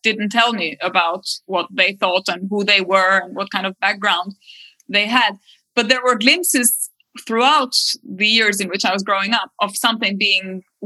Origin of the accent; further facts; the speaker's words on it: Albania; when I grew up in Albania in the 80s, the country was very isolated